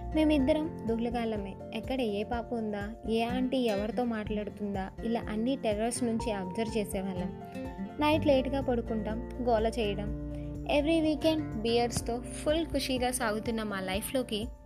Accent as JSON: {"language": "Telugu", "town": "Visakhapatnam", "region": "Andhra Pradesh", "country": "India", "tie": "born or raised there", "said": "నేను మా ఊరు వచ్చేసా వైజాగ్కి"}